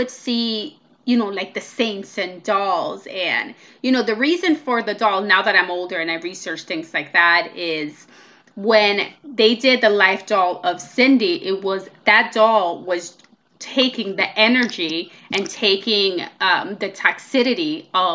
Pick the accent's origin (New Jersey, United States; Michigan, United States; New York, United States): New York, United States; New York City; we grew up in Washington Heights in New York City.